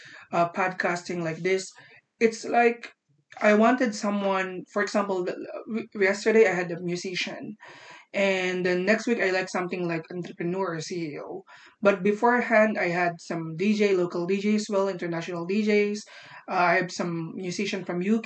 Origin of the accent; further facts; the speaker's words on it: Philippines; I'm from the Philippines